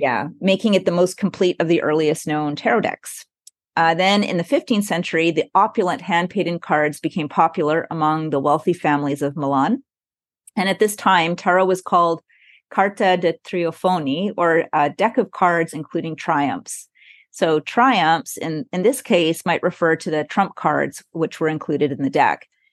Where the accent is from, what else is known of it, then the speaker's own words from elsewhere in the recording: Montreal, Quebec, Canada; I come from Montreal